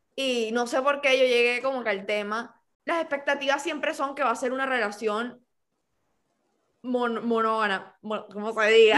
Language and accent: Spanish; Cartagena, Bolívar, Colombia; Yo me crié en Cartagena